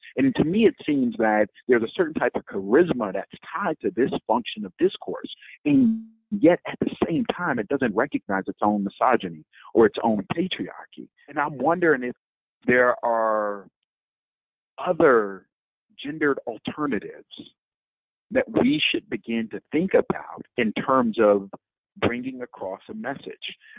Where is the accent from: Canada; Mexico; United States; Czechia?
United States; Detroit, Michigan; my hometown, Detroit